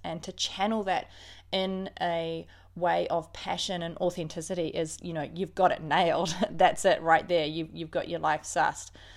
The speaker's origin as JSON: {"language": "English", "region": "Auckland", "country": "New Zealand", "tie": "born or raised there", "also_born_or_lived": "Christchurch", "said": "I grew up in New Zealand, in Auckland predominantly, uh, born in Christchurch, but grew up in Auckland"}